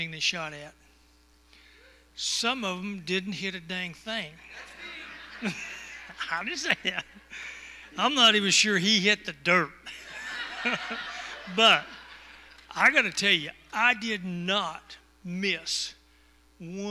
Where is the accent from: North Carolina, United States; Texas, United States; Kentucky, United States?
Texas, United States; I am from Texas